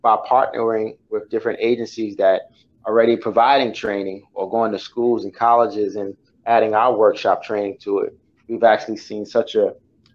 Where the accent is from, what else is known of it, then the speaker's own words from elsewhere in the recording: New York City, New York, United States; I'm from Brooklyn